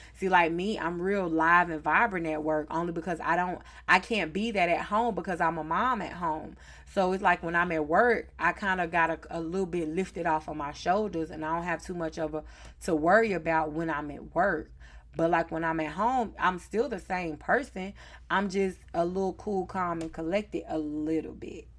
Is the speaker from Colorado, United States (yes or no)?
no; Charlotte, North Carolina, United States; accent: Southern; I am from the South, Charlotte, North Carolina, born and raised